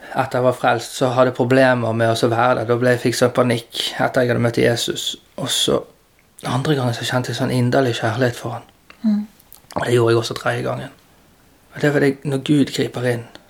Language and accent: Norwegian; Bergen, Vestland, Norway; jeg har vokst opp på Landås